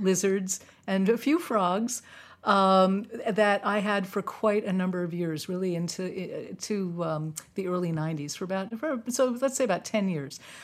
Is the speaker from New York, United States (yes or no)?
yes; New York City, New York, United States; moved away; I'm from New York City. We, we weren't big into reptiles in, in Manhattan